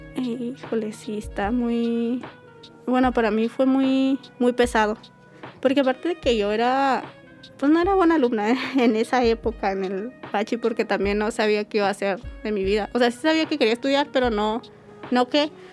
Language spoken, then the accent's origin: Spanish; Mesa de Arturo, Chihuahua, Mexico; moved away as an adult; yo vengo de un pueblo que se llama Mesa de Arturo.